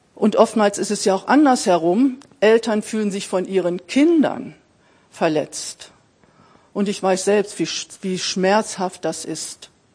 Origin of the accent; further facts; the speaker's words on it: Braunschweig, Lower Saxony, Germany; Ich bin in Braunschweig geboren